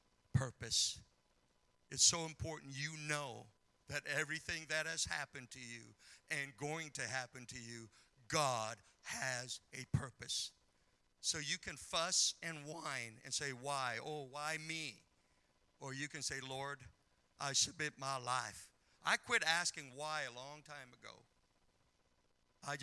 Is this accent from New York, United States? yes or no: no; Montana, United States; moved away; growing up in Montana